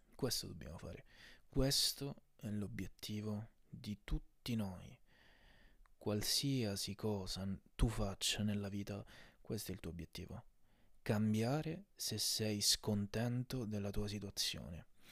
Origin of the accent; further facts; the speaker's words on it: Sicily, Italy; non so se si sente dall'accento, ma sono anche siciliano